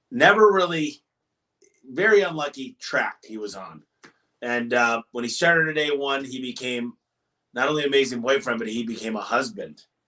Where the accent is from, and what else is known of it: Michigan, United States